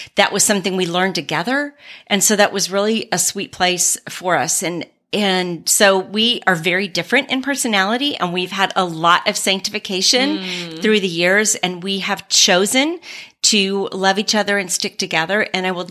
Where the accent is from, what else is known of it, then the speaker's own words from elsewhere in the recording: San Antonio, Texas, United States; moved away as an adult; also born or lived in New Mexico / Germany; we're both from Texas, from San Antonio